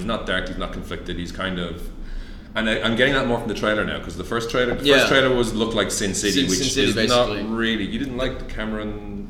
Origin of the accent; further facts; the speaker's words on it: Ireland; now in Malaysia; I am Irish